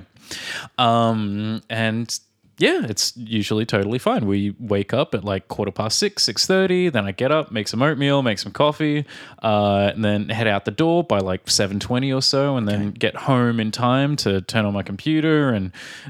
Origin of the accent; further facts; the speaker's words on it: Australia; moved away; from Australia.